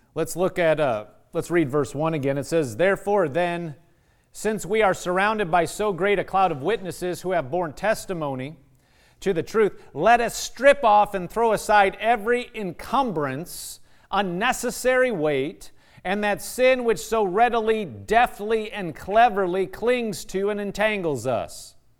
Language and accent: English; Nebraska, United States; moved away; I'm from Nebraska